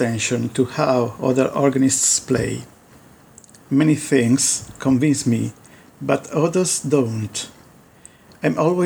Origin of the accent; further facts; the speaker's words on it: Turin, Piedmont, Italy; also born or lived in Pinerolo; I was born in Turin, but when I was 11, my parents moved up to a town called Pinerolo